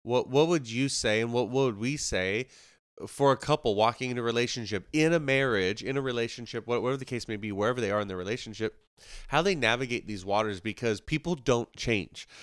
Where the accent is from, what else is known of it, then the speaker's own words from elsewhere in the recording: Ocala, Florida, United States; also born or lived in Moody Island; growing up where we grew up in Ocala